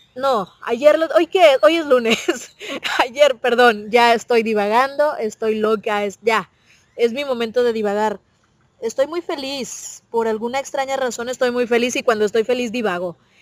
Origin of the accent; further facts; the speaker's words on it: Monterrey, Nuevo León, Mexico; acá en Monterrey decíamos a por